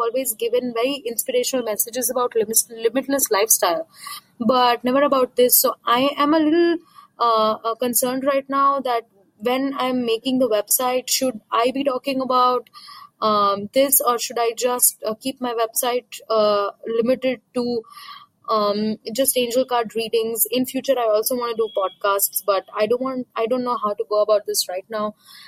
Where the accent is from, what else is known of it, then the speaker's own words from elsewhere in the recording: India; English is a second language; from India.